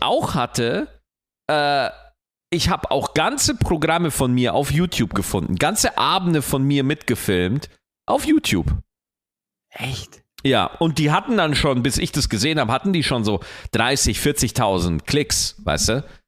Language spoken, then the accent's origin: German; Germany; bei uns in Deutschland